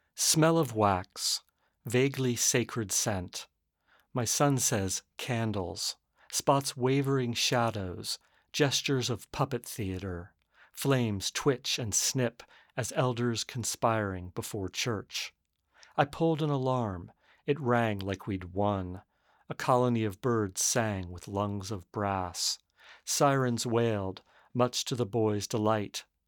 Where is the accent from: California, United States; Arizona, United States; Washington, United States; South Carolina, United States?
Arizona, United States; now in San Francisco, United States; I grew up in Arizona right next to the Salt River um, Pima Maricopa Reservation.